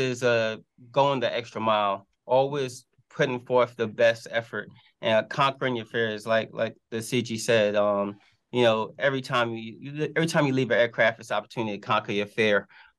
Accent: New York City, New York, United States; moved away as an adult; also born or lived in England / Guyana; Moved to the States when I was 10 years old. Grew up in the Bronx.

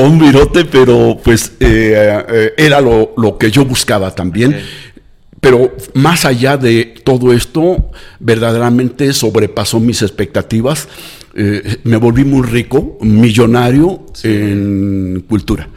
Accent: Mexico City, Mexico; now in Lagos de Moreno, Mexico; nací en la Ciudad de México

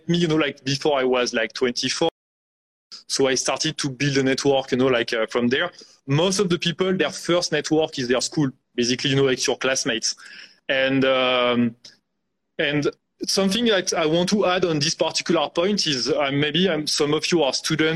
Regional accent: France; moved away as an adult; also born or lived in India; with my accent, I grew up in France.

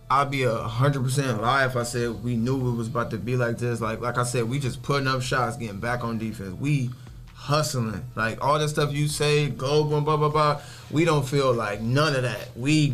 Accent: Nigeria; I'm from overseas. I'm from Nigeria.

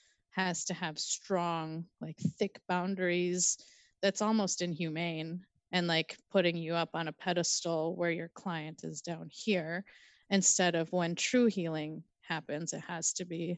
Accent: Minnesota, United States; I consider myself to be a Minnesotan in terms of where I find my home and where I find myself to be a local

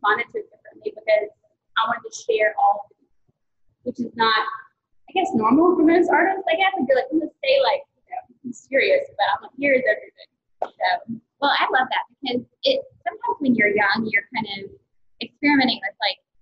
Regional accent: Taylorsville, Georgia, United States; also born or lived in Rome, Georgia / Charleston / Athens, Georgia; now in Atlanta, United States; Really, Taylorsville

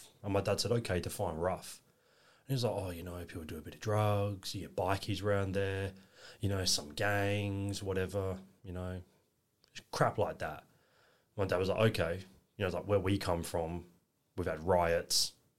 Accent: Elizabeth, South Australia, Australia; also born or lived in Milton Keynes, England; Bletchley, back in 1995, but only lived there for a few years. We moved out to Australia in 1998, October, we arrived and grew up in northern suburbs in Elizabeth, Davern Park region.

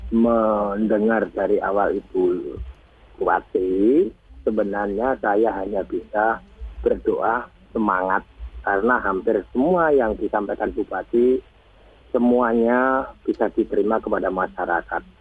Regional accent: Surakarta, Central Java, Indonesia; Nah, hanya saya orang Solo hanya berdoa semangat saja.

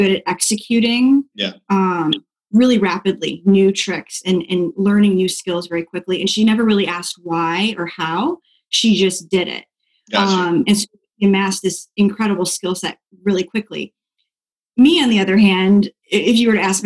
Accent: Dixon, Illinois, United States; also born or lived in Pensacola, Florida; now in Florida, United States; I am from a really small town outside of Chicago called Dixon. Northern Illinois

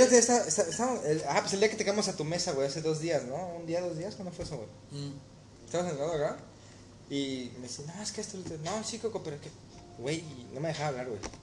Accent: Mexico; moved away; ser mexicano

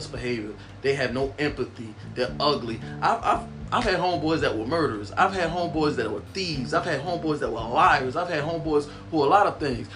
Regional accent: Baltimore, Maryland, United States; I'm from Baltimore

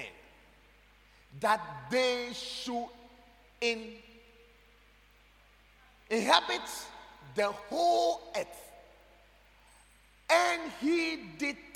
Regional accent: Ghana; I am proud to be a Ghanaian

